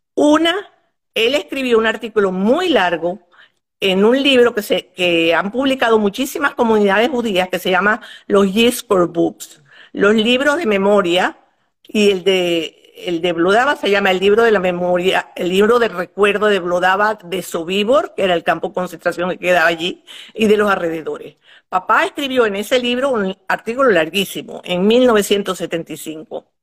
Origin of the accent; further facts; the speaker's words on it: Maracaibo, Zulia, Venezuela; moved away as an adult; also born or lived in Poland / Paris, France; now in United States; Vivíamos en Maracaibo, mi familia éramos cinco, mis dos hermanos, yo soy la mayor, que nací en Polonia